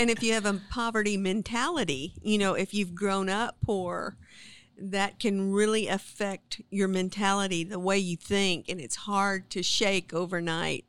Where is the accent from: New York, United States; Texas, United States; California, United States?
Texas, United States; Sinton; also born or lived in Victoria, Texas; I was born in Sinton